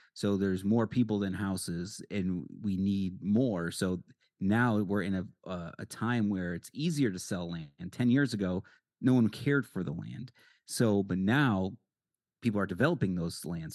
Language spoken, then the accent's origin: English; Connecticut, United States; now in Arizona, United States; I'm from Connecticut